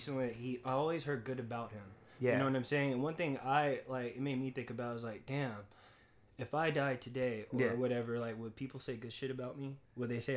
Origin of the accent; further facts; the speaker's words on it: Dallas, Texas, United States; also born or lived in Philadelphia, Pennsylvania; now in West Coast, United States; I was born in Philly, but I grew up in Texas, Dallas, Texas